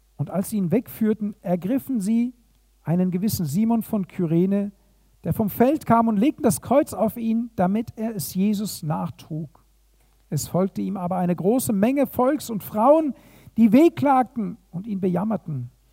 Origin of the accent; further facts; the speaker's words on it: Germany; hier bei uns in Deutschland